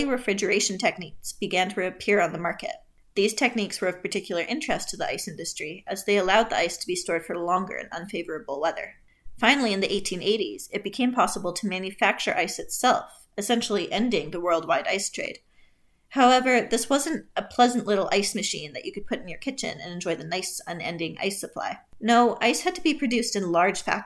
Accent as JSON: {"language": "English", "country": "Canada", "said": "I'm Canadian"}